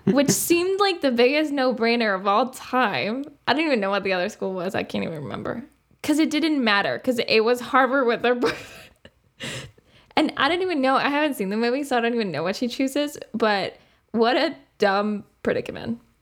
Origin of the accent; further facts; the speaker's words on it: Uruguay; English is a second language; moved away as an adult; I grew up in Uruguay